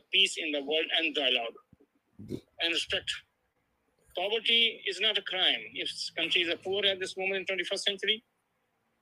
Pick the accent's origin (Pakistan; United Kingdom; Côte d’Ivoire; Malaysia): Pakistan; now in United States; as a Muslim, as an immigrant, as a Pakistani